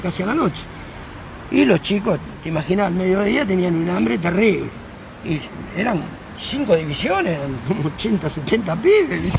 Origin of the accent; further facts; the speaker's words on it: Carmen de Patagones, Buenos Aires Province, Argentina; moved away as an adult; now in Trelew, Argentina; de Carmen de Patagones, donde soy nativo yo